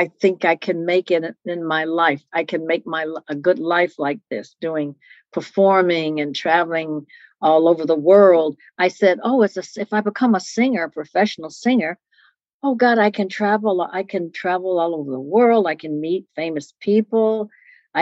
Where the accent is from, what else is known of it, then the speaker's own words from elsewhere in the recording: Detroit, Michigan, United States; also born or lived in Southern California; now in California, United States; I'm from Detroit. That's where I was, you know, born and reared. Of course, I live in California, Southern California now